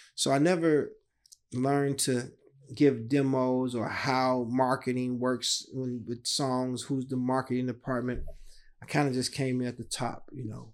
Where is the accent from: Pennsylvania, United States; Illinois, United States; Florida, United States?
Illinois, United States; Chicago; a kid drawing, growing up on the South Side of Chicago.